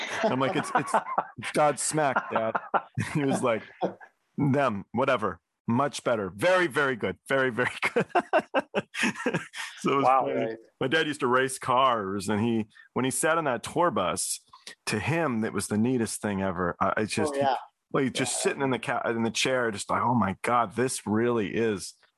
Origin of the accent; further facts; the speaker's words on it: England, United Kingdom; I'm English. My mom's English.